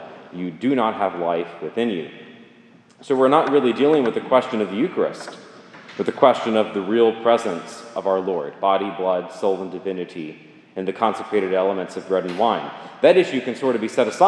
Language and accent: English; Jackson, Mississippi, United States; now in Greenville, United States; I grew up here in Jackson